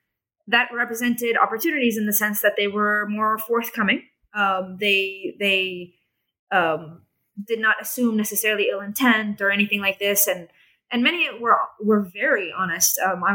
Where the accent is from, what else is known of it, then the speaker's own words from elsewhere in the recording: Jerusalem, Jerusalem District, Israel; they had this assumption that, you know, I'm from Jerusalem. I'm part of their society.